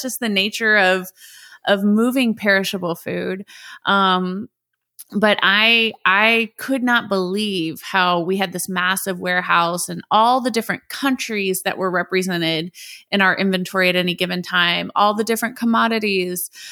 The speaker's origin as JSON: {"language": "English", "town": "Indianapolis", "region": "Indiana", "country": "United States", "tie": "born or raised there", "first_language": "English", "said": "based here in my hometown of Indianapolis, Indiana"}